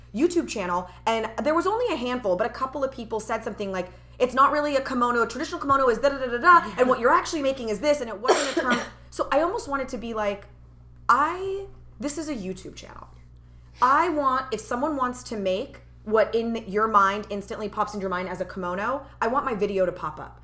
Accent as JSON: {"language": "English", "country": "United States", "said": "born and raised as an American, I feel like all of those cultural identities are part of me as well because I grew up with them"}